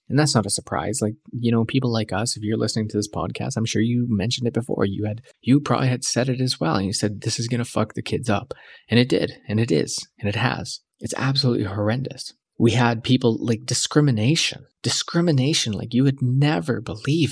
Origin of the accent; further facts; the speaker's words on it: Canada; I came back because I loved being a Canadian